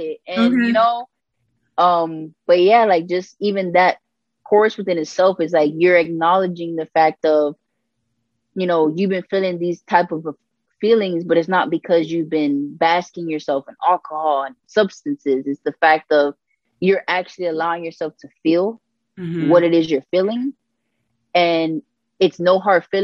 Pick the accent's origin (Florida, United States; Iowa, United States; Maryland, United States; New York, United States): Florida, United States; Miami; I'm born and raised in 305 Miami, Florida, Dade County